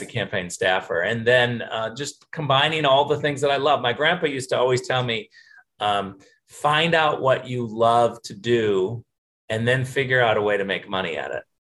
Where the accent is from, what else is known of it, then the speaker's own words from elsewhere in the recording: Michigan, United States; also born or lived in California; I was born in Western Michigan, grew up in Michigan, and uh, spent some of my elementary school time in California. My parents kind of moved back and forth between California and Michigan.